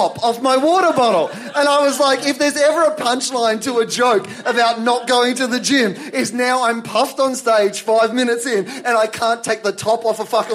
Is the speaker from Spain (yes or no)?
no; Australia; I'm an Australian